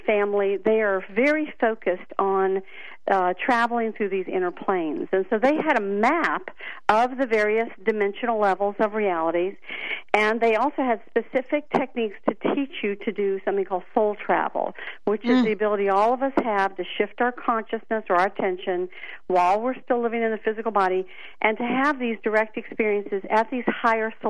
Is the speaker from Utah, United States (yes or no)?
no; Atlanta, Georgia, United States; also born or lived in Florida; I grew up here in Atlanta, and I grew up across from a great forest.